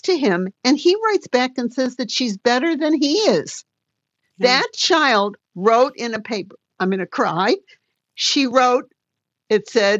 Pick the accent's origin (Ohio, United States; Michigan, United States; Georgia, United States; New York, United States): Michigan, United States; Detroit; I'm from Detroit and I'm Motown